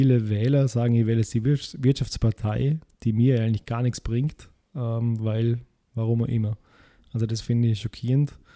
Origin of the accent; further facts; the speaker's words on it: Vorarlberg, Austria; kannst du kein guter Österreicher sein. Gerade als Vorarlberger ist ja